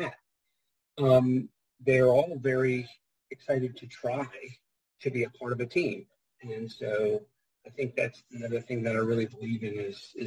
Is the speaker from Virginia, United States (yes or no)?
yes; Fredericksburg, Virginia, United States; moved away as an adult; I grew up in Fredericksburg and went around the whole world and then ended up coming back here when my wife got a job back in this area